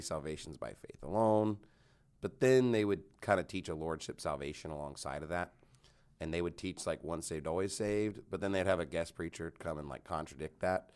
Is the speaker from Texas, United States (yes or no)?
yes; Canyon, Texas, United States; also born or lived in Houston, Texas / Phoenix, Arizona; now in Dallas-Fort Worth, United States; I lived in Canyon, but it's, like, ten minutes from Amarillo